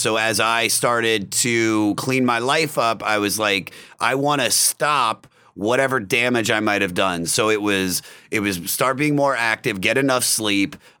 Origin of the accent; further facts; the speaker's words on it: Germantown, Maryland, United States; where I grew up in Montgomery County is some of the richest people in the world